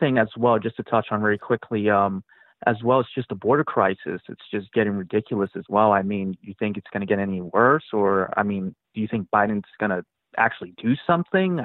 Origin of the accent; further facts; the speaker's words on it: New York, United States; I'm from New York